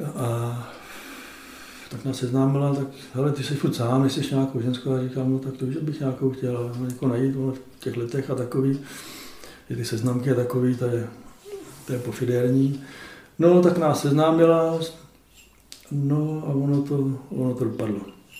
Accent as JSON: {"language": "Czech", "country": "Czechia", "said": "My tři Češi"}